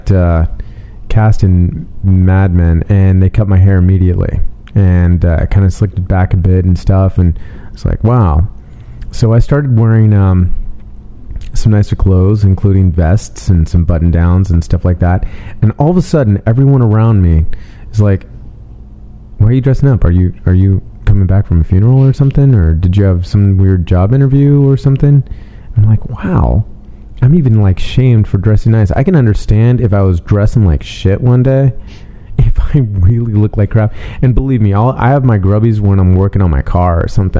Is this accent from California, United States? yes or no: yes; San Francisco, California, United States; now in Los Angeles, United States; I'm definitely a West Coaster. I was born in San Francisco. I live in L.A.